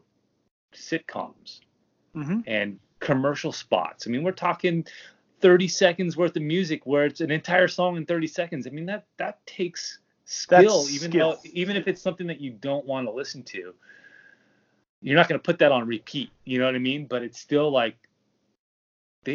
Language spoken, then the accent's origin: English; Long Beach, California, United States; I grew up in Long Beach